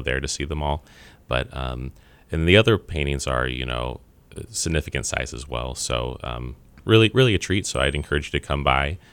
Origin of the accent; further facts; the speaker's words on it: Kansas City, Missouri, United States; I'm born and raised in Kansas City